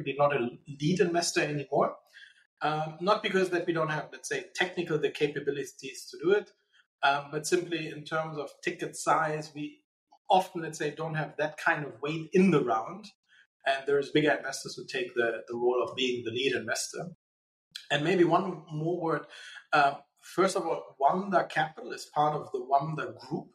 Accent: Germany; moved away as an adult; also born or lived in Saudi Arabia; now in Dubai, United Arab Emirates; I relocated from Germany, because actually I'm not from here. I'm actually German

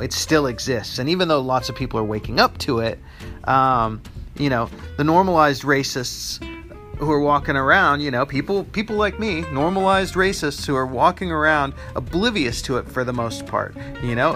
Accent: United States; in the United States is where I live. I'm American

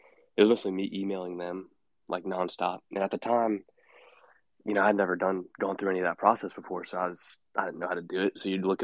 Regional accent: Fuquay-Varina, North Carolina, United States; a small town 20 minutes outside of Raleigh called Fuquay Varina. I went to high school there

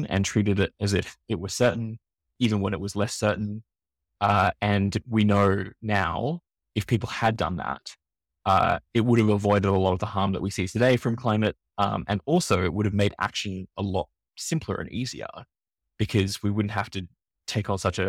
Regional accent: Australia; accent: Australian; I come from Australia, you can tell from my accent

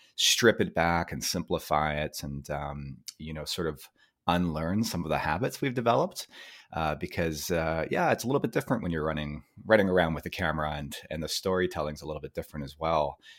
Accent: Vancouver, British Columbia, Canada; born and raised in Vancouver, Canada.

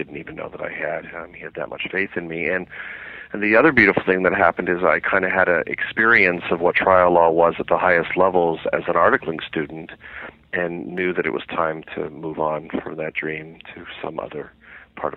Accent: Canada; I had always wanted to be a criminal trial lawyer growing up in Canada

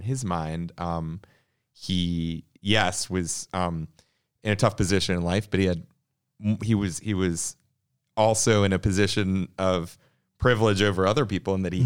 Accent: Atlanta, Georgia, United States; I grew up in Atlanta

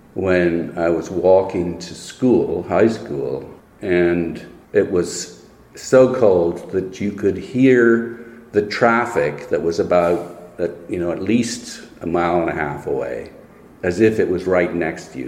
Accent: Saskatoon, Saskatchewan, Canada; moved away as an adult; lived there until I was 22

